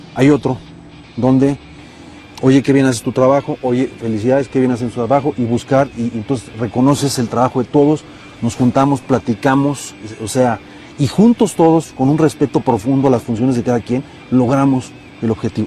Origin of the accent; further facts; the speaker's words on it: Mexico; tenemos muchos defectos como país, como mexicanos